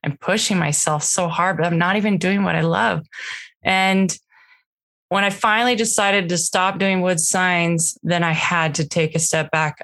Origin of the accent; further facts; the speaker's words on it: Washington, United States; moved away as an adult; now in Utah, United States; we grew up in Washington state.